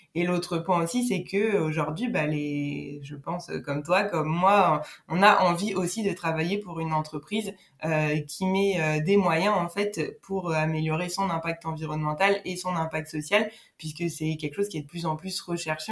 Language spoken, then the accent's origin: French; Nancy, Grand Est, France; moved away; à l'origine je viens de Nancy où j'ai fait euh, du coup euh, bah, mon lycée